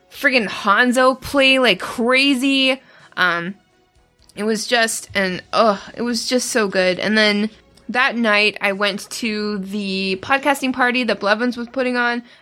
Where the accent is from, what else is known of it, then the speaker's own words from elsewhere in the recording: Canada; I, as a Canadian, I felt rude